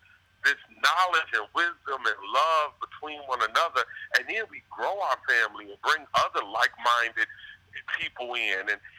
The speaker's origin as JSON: {"language": "English", "town": "Chicago", "region": "Illinois", "country": "United States", "said": "Well, I'm from Chicago."}